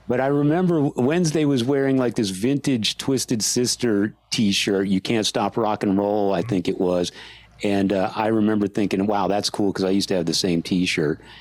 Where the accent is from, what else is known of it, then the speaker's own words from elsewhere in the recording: San Antonio, Texas, United States; I grew up with him in San Antonio